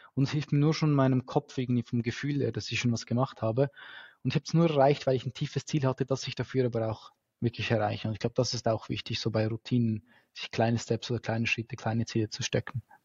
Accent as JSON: {"language": "German", "country": "Switzerland", "said": "bei uns in der Schweiz"}